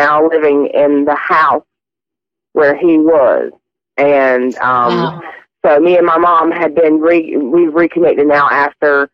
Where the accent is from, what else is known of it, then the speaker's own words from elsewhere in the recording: South Carolina, United States; moved away as an adult; now in Cable Bay, New Zealand; I'm actually from South Carolina originally